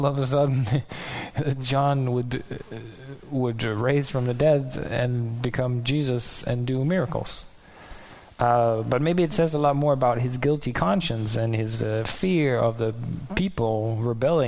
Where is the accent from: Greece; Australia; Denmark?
Denmark; I'm from Denmark and I live far away